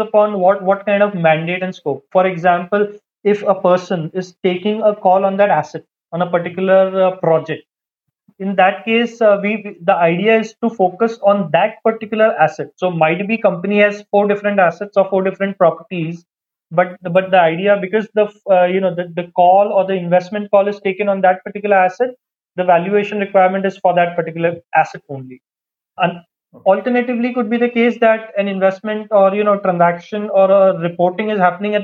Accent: Mumbai, Maharashtra, India; I am from Mumbai

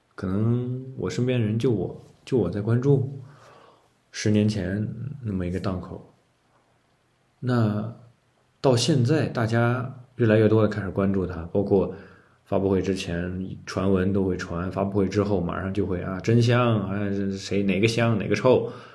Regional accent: China; 我们中国人的戴是穿衣服的戴

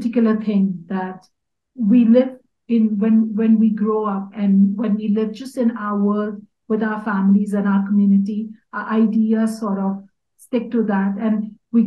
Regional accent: Mumbai, Maharashtra, India; moved away as an adult; also born or lived in Kutch; now in Bhutan; I was born and brought up in Bombay, but my roots are in Kutch

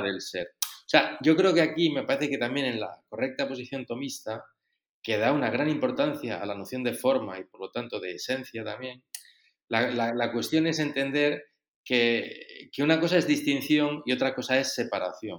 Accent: Spain; moved away as an adult; now in Rome, Italy; yo soy un sacerdote español que vivo desde hace bastantes años en Roma

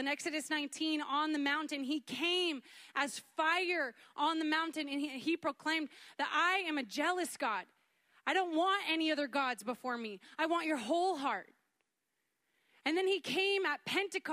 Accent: Canada; moved away as an adult; now in United States; I'm from Canada

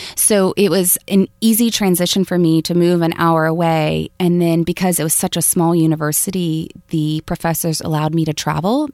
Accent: rural Florida, United States; moved away; my mom still lives in the house where I, I was born

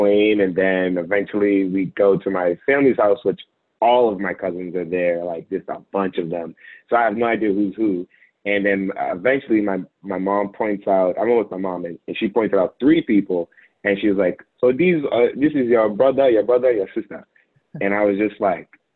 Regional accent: Revere, Massachusetts, United States; grew up in Revere, Massachusetts, about 10, 15 minutes away from Boston

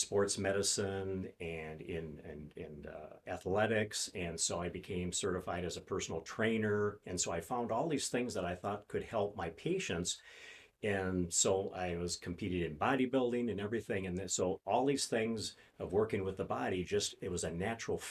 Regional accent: St. Paul, Minnesota, United States; I grew up in St. Paul, so I'm a Minnesota native

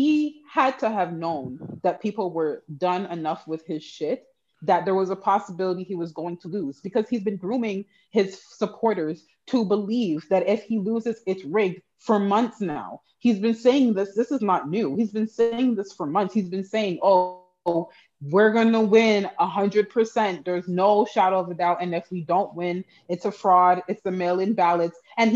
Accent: Canada; And I don't know if it's because I'm Canadian and I didn't have the direct effects of whatever he changed in the US

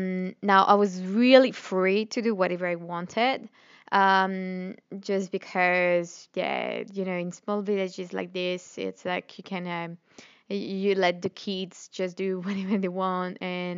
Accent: Normandy, France; born there; English is a second language; I was born in Normandy, northwest of France. For those of you who are wondering where is my accent from, I got some people tell me, where is this accent coming from? Like, okay, you're French

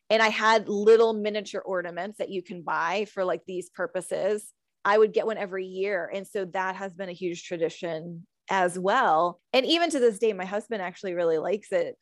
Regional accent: California, United States; now in Virginia, United States; I'm from California

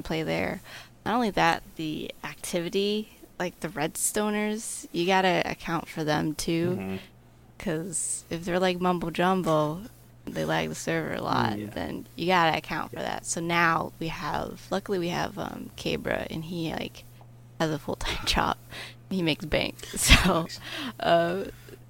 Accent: United States; I'm from America

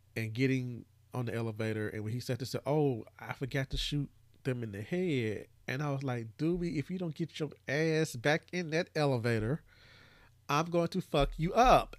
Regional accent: Brownsville, Tennessee, United States; my hometown

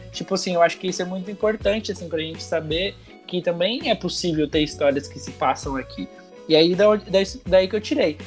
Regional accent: São Paulo, Brazil; lá na, na comunidade que eu cresci, lá no Capão

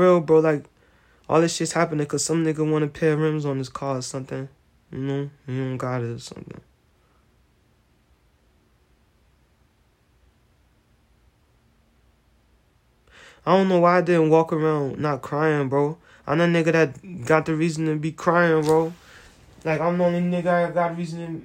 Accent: United States; I'm American

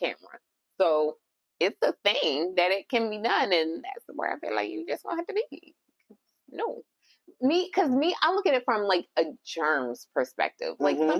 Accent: Jamaica; I'm Jamaican.

